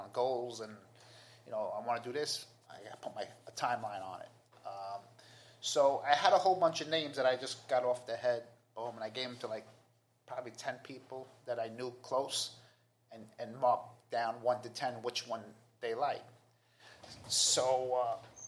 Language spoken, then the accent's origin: English; New York City, New York, United States; I'm from Queens